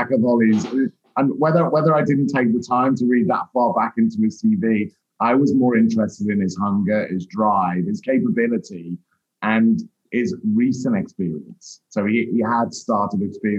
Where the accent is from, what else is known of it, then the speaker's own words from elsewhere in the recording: Liverpool, North West England, United Kingdom; moved away as an adult; also born or lived in London; I trained up in Merseyside, where I grew up in the Northwest